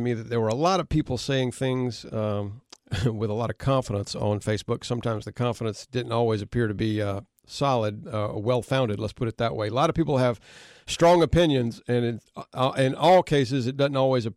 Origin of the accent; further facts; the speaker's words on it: Conway, United States; I grew up in Conway and lived here, the majority of my life now